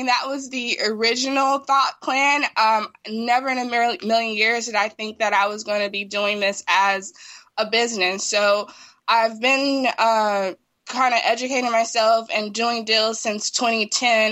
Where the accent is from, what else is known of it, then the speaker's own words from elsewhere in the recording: Los Angeles, California, United States; I grew up in South